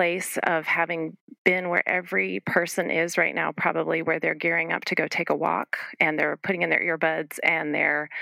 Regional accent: New England, United States; I grew up in New England with my brother

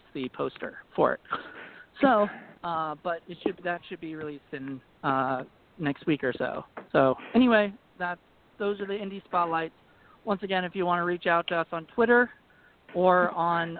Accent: Virginia, United States; accent: Virginia; My Virginia accent

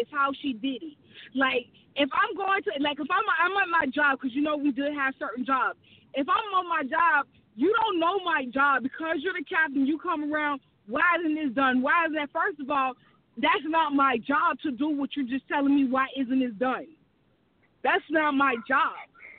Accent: the South, United States; And, you know, I'm from the South, so I say hey to everybody.

